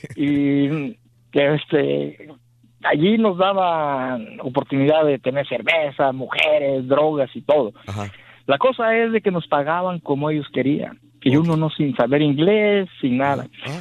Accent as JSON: {"language": "Spanish", "town": "Atoyac de Álvarez", "region": "Guerrero", "country": "Mexico", "also_born_or_lived": "California", "moved": "as an adult", "said": "yo vengo de Guerrero, de este, un poblado de que se llama ya Atoyac de Álvarez"}